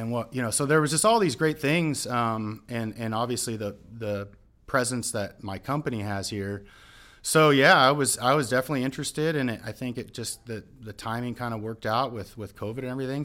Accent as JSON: {"language": "English", "region": "Southern California", "country": "United States", "tie": "born or raised there", "moved": "yes", "said": "I am born and raised in Southern California"}